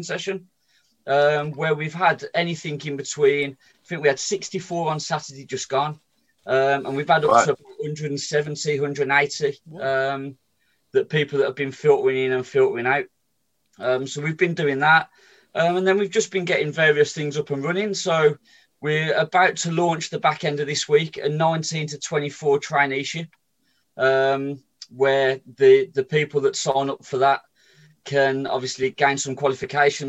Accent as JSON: {"language": "English", "town": "Birmingham", "region": "West Midlands", "country": "United Kingdom", "tie": "born or raised there", "said": "I was brought up in Sheldon."}